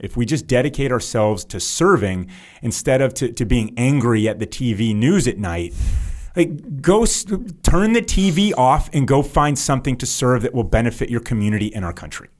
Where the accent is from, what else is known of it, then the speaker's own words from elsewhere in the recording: United States; As an American